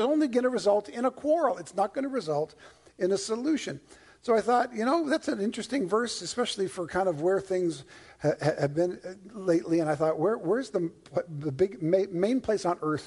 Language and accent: English; Toronto, Ontario, Canada; also born or lived in Newfoundland; now in California, United States; I was born in Newfoundland and raised in Toronto